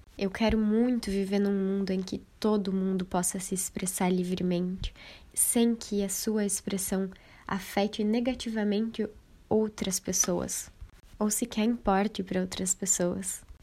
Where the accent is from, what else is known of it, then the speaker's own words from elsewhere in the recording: Brazil; ainda me orgulho muito em dizer que eu sou latina